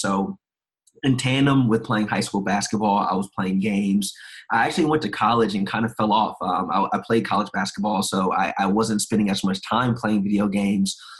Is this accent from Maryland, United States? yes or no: yes; Maryland, United States; also born or lived in South Carolina; I'm originally from South Carolina, but I grew up in Maryland